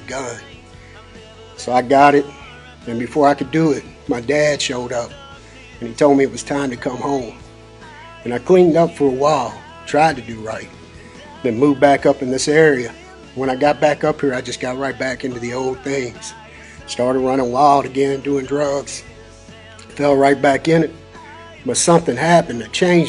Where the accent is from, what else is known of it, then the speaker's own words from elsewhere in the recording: Louisville, Kentucky, United States; I grew up in Louisville in the West End, about two blocks from 22nd Street